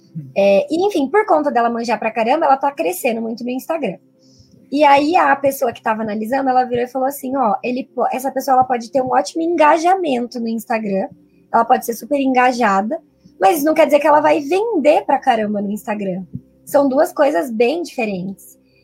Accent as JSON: {"language": "Portuguese", "region": "interior of Paraná", "country": "Brazil", "also_born_or_lived": "São Paulo", "moved": "yes", "said": "eu sou do interior do Paraná, mas nessa época tava morando em São Paulo"}